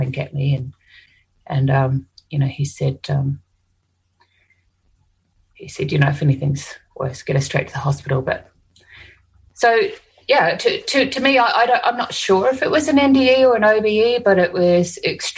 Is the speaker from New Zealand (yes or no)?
yes; New Zealand; now in Australia; I'm from New Zealand, so, you know, Māori ancestors who were warriors